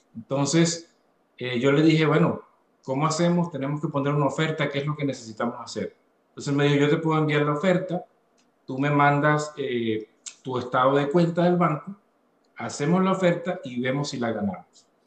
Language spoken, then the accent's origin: Spanish; Venezuela; moved away as an adult; now in Atlanta, United States; soy venezolano, soy venezolano, vine a este maravilloso país hace ocho años, luego de haber salido de, de mi natal Venezuela, y en este momento, pues vivo en la ciudad de Atlanta, Georgia